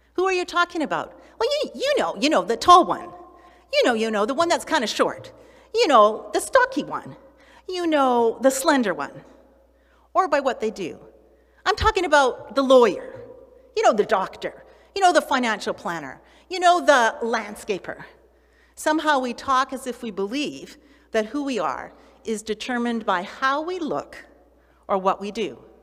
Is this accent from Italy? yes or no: no; Canada; Well, that's where I live or that's where I was born